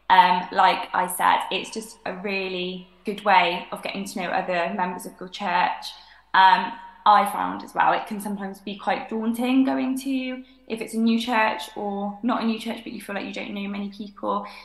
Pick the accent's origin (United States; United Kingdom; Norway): United Kingdom; Cheltenham, South West England; Um, I live in Cheltenham. I'm from Cheltenham. Um, I've kind of grown up going to church in West Cheltenham